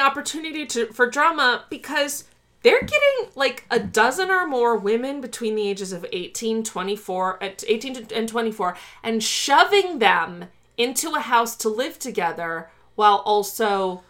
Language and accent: English; Chicago, Illinois, United States; I'm from Chicago.